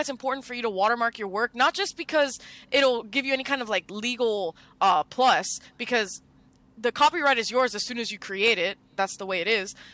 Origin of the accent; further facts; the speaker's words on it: Miami, Florida, United States; I grew up in Miami